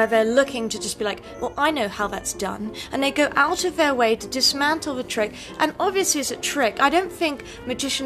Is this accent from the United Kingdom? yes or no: yes; United Kingdom; as a British person